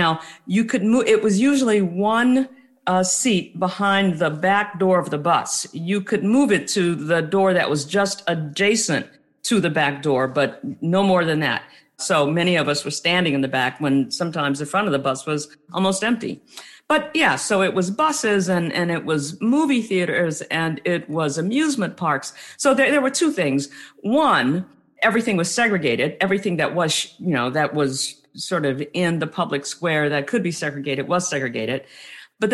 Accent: New Orleans, Louisiana, United States; And I was born in 1953 in New Orleans. That's where my family is from. And on both sides, my mom and my dad's sides, as far as we can go back, that's where we've always been from. So yeah, I grew up in the deep South.

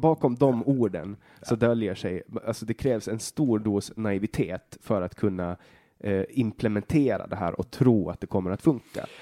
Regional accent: Åland, Finland; Vi är båda ålänningar, vi är båda finnar

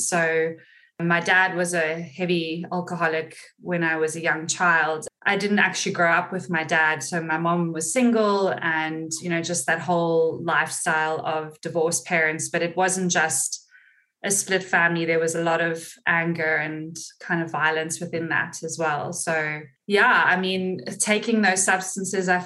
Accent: Cape Town, Western Cape, South Africa; moved away as an adult; also born or lived in London; now in Gold Coast, Australia; So I am from Cape Town, South Africa, and I left South Africa when I was 19, lived in London for 7 years, and then moved to Australia almost 11 years ago

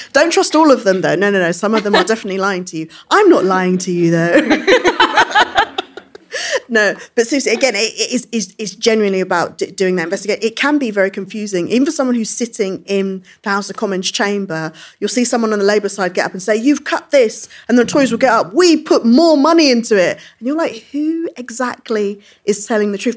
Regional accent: London, United Kingdom; I came from, which isn't very far from here, it's Brixton Hill

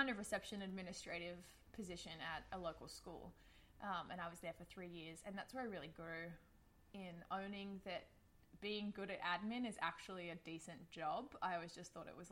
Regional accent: Australia; moved away as an adult; there is an accent. I'm an Australian, immigrated here a few years ago

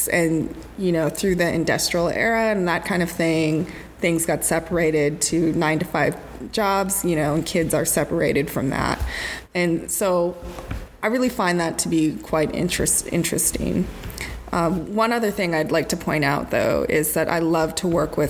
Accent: Crow Indian Reservation, Montana, United States; moved away as an adult; also born or lived in Bozeman, Montana / Los Angeles, California; now in Portland, United States; I was raised on the Crow Indian Reservation, so that university was about 4 hours away from my reservation.

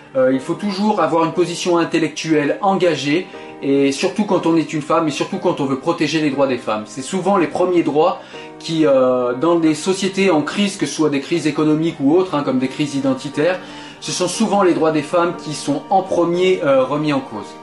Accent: France; je suis français

